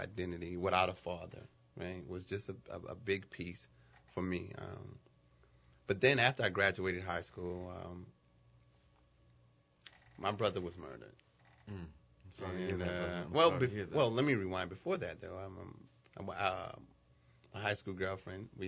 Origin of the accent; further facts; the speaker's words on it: New Orleans, Louisiana, United States; growing up in New Orleans